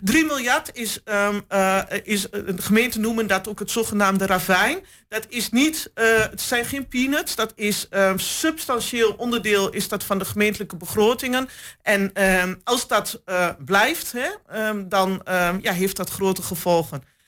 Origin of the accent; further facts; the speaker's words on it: Hengelo, Overijssel, Netherlands; geboren en getogen in Hengelo.